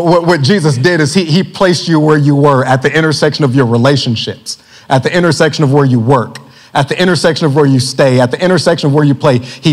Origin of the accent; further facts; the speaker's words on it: Lawton, Oklahoma, United States; my hometown of Lawton when I was a young kid